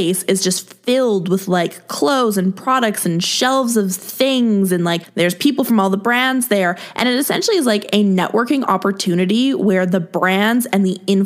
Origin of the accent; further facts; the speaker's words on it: Canada; I obviously grew up here. I live here. Like, you know, I'm a Canadian girl.